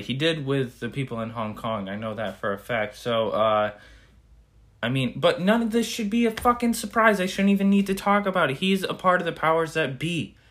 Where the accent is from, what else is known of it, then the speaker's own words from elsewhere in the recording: United States; we as Americans